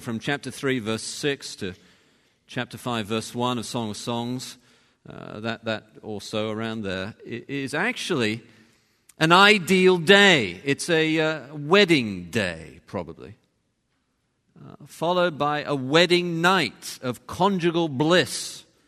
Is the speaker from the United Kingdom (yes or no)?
yes; England, United Kingdom; moved away; over there we are English